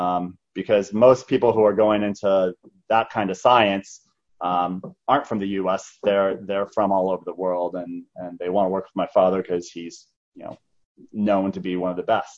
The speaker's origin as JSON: {"language": "English", "town": "Tucson", "region": "Arizona", "country": "United States", "tie": "born or raised there", "said": "I was born in Arizona here. I grew up in a city called Tucson, Arizona"}